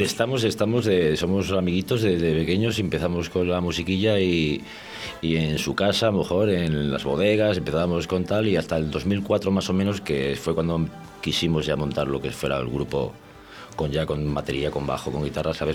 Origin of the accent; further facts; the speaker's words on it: Valladolid, Castile and León, Spain; moved away as an adult; now in Valencia de Don Juan, Spain; yo soy de Valladolid, soy, soy de aquí, de, además del barrio de las Delicias, y, hace ya, estuve viviendo aquí más de 25 años